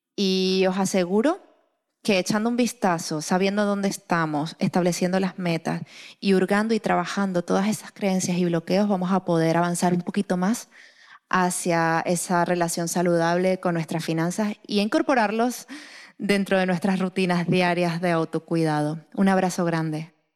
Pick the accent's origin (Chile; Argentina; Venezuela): Venezuela; soy venezolana